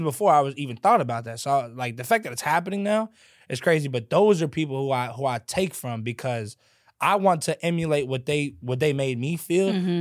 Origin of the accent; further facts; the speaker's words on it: Louisville, Kentucky, United States; I sound a certain way because I'm from a certain place